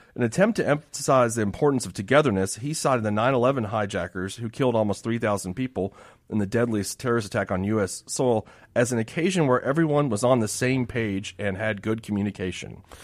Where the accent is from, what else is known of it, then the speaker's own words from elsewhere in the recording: Miami, Florida, United States; moved away; I grew up in Miami